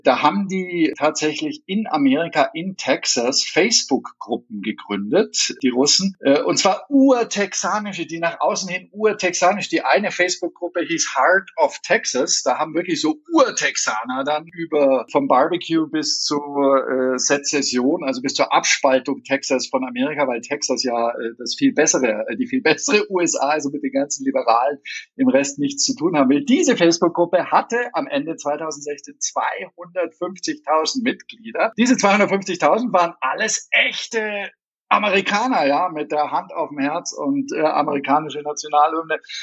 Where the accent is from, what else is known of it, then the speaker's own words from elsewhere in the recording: Germany; also born or lived in Turkey; wir als Deutsche